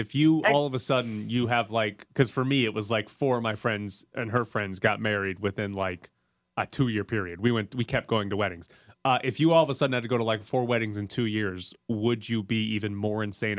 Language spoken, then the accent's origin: English; Mississippi, United States; moved away; I grew up in Mississippi.